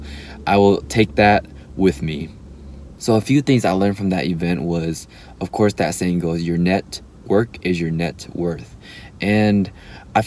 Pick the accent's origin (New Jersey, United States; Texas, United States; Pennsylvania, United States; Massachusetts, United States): Texas, United States; Dallas; I'm from Dallas